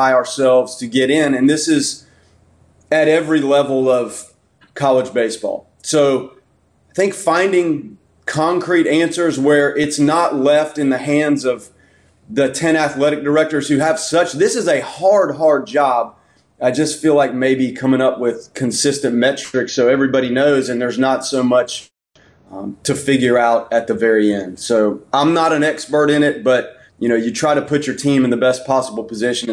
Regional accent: Tallahassee, Florida, United States; moved away as an adult; also born or lived in Macon; I lived in Tallahassee for basically my whole life

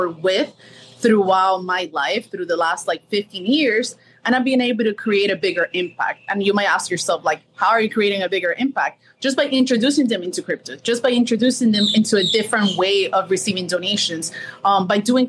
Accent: Miami, Florida, United States; also born or lived in Colombia; I was born in Colombia, grew up here in Miami

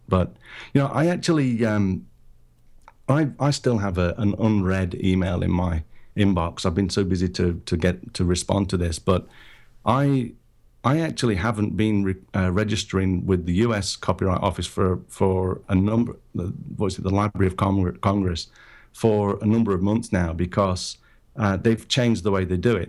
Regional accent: United Kingdom; moved away as an adult; now in Japan; I'm originally from Britain. I'm, I'm based in Japan now. Lived here for twenty-five years or so.

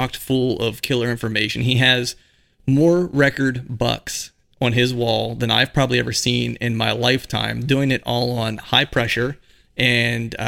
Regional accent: Pennsylvania, United States; I'm from Pennsylvania

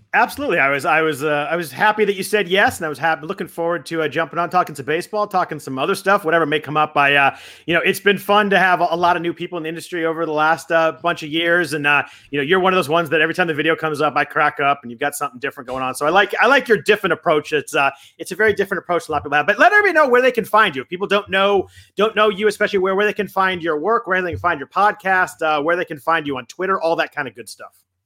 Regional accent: California, United States; growing up in California

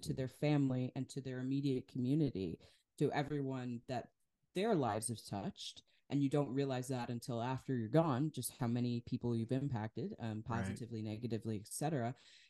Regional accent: Wisconsin, United States; but I'm from Wisconsin. And so Kenosha, what had happened there was really not far from where I lived

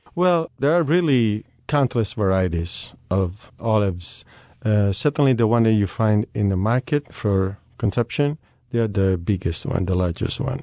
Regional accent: Sicily, Italy; moved away; as I'm coming from Sicily, we grew up in, in all the world, basically

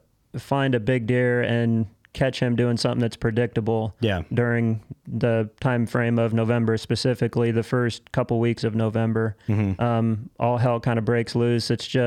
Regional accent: West Central Illinois, United States; I'm a farmer from West Central Illinois.

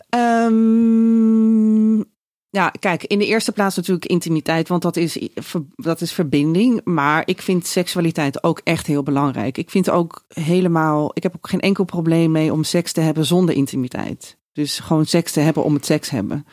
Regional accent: Raalte, Overijssel, Netherlands; moved away as an adult; now in Amsterdam, Netherlands; wegging uit Raalte, waar ik vandaan kom.

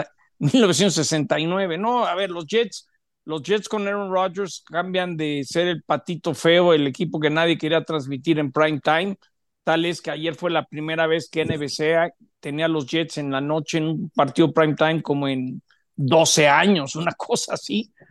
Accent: Mexico; como mexicano

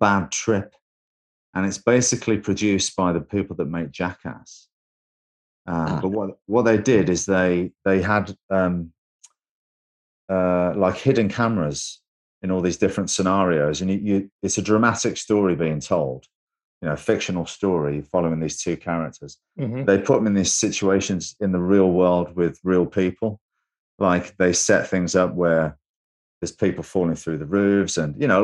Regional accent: England, United Kingdom; I'm from England

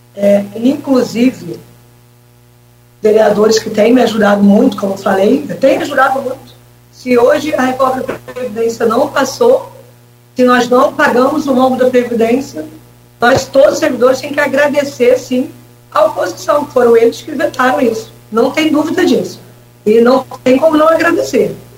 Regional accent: São Gonçalo, Rio de Janeiro, Brazil; moved away as an adult; also born or lived in Niterói; now in Campos dos Goytacazes, Brazil; É, eu nasci, eu nasci em São Gonçalo, né? mas eu trabalhava em Niterói.

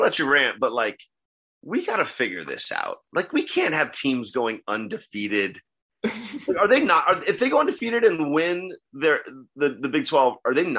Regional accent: Kentucky, United States; I'm from Kentucky. And so here's the crazy thing about people in Kentucky.

